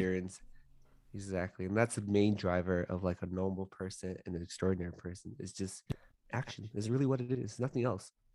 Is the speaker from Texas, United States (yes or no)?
no; Los Angeles, California, United States; I grew up in San Gabriel Valley, which is next to Monterey Park, in a suburb in Los Angeles